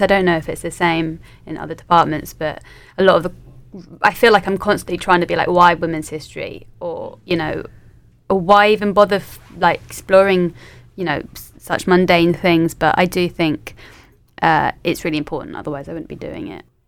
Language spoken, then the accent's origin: English; London, United Kingdom; moved away as an adult; also born or lived in Leeds; now in Manchester, United Kingdom; I'm from London originally